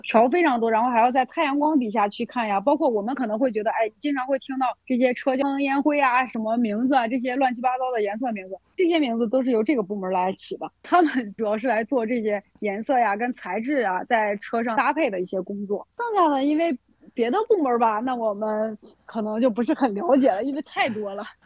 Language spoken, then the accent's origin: Chinese; China; 它可能还要需要考虑一下我们中国人的审美。